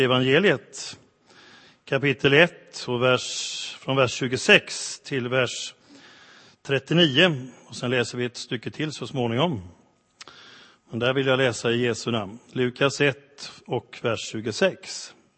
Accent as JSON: {"language": "Swedish", "country": "Sweden", "said": "för oss som svenskar"}